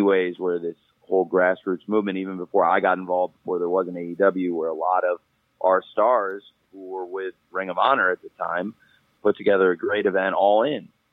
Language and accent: English; Illinois, United States; I was born in Illinois and it's a home to me